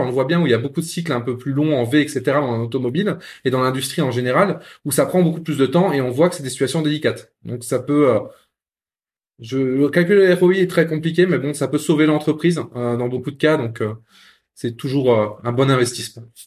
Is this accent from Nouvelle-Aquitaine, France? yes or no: no; Lorraine, Grand Est, France; Je suis Lorrain, mais oui, pas de Metz